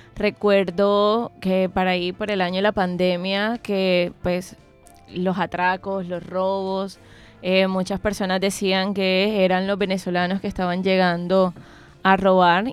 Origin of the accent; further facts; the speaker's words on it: Colombia; nosotros como colombianos